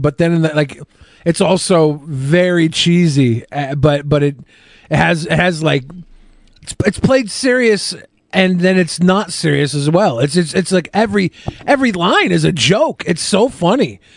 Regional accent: Seattle, Washington, United States; I grew up in Seattle

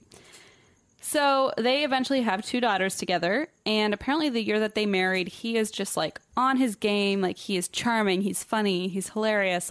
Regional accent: Germany; English is a second language; moved away; it's not my first language.

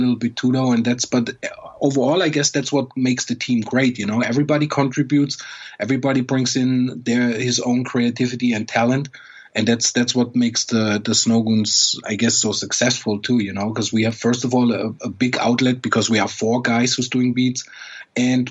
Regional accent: Germany; I grew up in Germany where, you know, you far away from New York

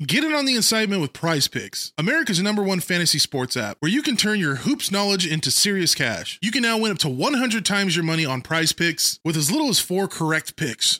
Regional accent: United States

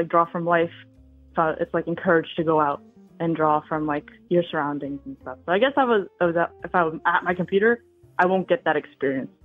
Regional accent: United States; also born or lived in China; I am a adoptee from China, so I was adopted in China when I was like a baby, and then I moved to America

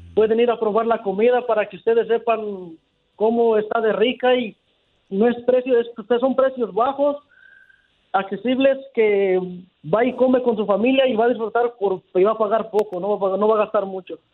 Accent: Toluca, State of Mexico, Mexico; now in San Jose, United States; yo soy de Toluca, el Estado de México

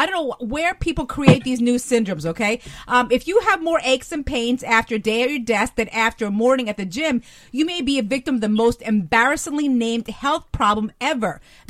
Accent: New Jersey, United States; I was born and raised in New Jersey.

